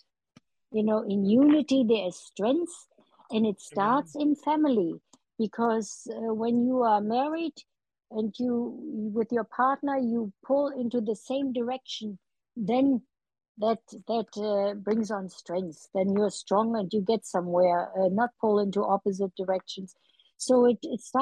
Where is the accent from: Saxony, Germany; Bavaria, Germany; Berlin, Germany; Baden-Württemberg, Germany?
Berlin, Germany; now in United States; When 1948, when I was 5 years old, and we were hungry, you know, we needed food. And I watched my city divided into four sectors